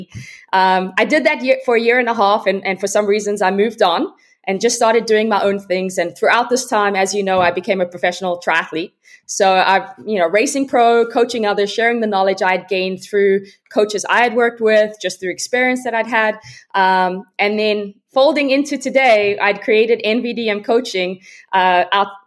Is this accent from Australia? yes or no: no; South Africa; now in Austin, United States; I'm originally from South Africa. I grew up in a small town